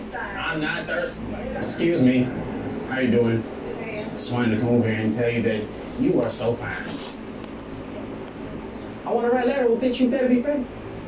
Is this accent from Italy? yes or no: yes; Italy; I'm from Italy.